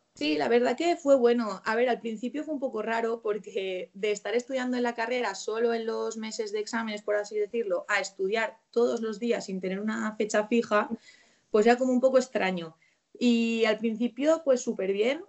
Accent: Valencian Community, Spain; me pudiese quedar en la provincia de la que soy, que soy de Valencia

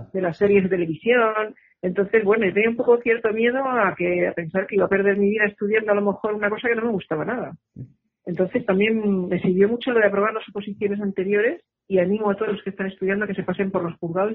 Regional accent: Madrid, Community of Madrid, Spain; moved away as an adult; now in Girona, Spain; soy madrileña

